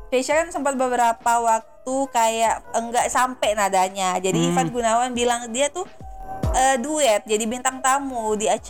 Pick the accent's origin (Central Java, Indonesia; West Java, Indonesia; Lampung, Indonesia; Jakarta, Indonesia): West Java, Indonesia; Depok; kita orang Depok loh mohon